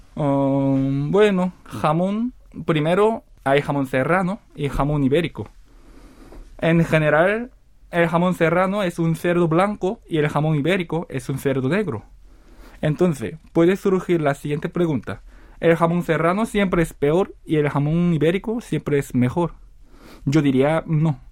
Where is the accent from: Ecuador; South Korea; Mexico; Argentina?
South Korea; Spanish is a second language; also born or lived in Seville, Spain; montar un negocio de jamón en mi país